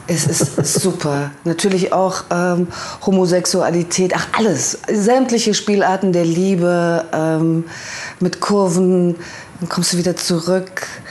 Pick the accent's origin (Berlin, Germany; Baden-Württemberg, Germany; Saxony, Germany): Saxony, Germany; Leipzig; ich, wie gesagt, bin ja ein Kind der DDR und es gab bei uns am Rande von Leipzig